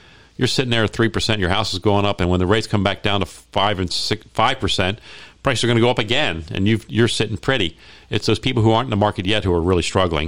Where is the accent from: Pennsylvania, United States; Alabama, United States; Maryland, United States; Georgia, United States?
Maryland, United States; Baltimore; now in Las Vegas, United States; I grew up in Baltimore